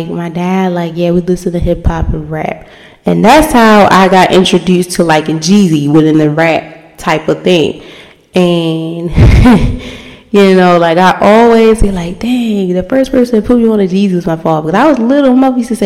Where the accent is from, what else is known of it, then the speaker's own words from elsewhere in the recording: Baltimore, Maryland, United States; I'm from the city, of course. I'm from Baltimore